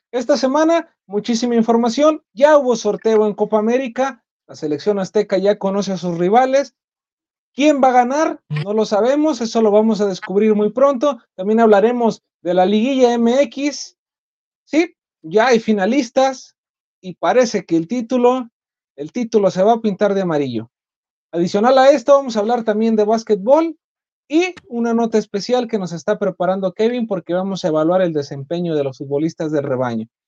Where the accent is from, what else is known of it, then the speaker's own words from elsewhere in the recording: Mexico; somos mexicanos